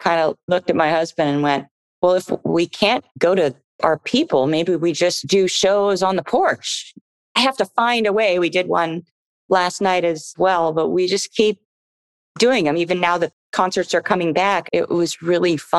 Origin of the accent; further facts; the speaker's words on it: Florida, United States; now in Los Angeles, United States; I grew up in Florida